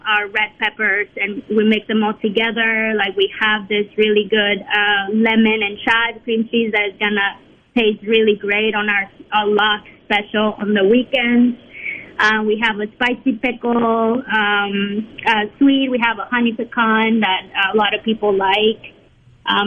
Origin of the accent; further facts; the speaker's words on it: Mexico; now in Mississippi, United States; I'm from Mexico